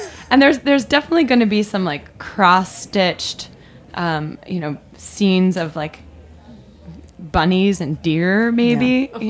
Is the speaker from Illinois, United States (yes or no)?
yes; Central Illinois, United States; moved away; I'm one of you. I come from Central Illinois. I grew up in small towns on the prairie.